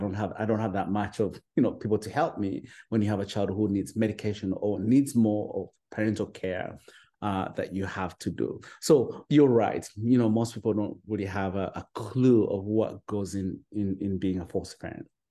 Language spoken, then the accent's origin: English; Uganda; moved away as an adult; now in United States; I'm originally from Uganda, you know, from a small little village at the border of Uganda and Rwanda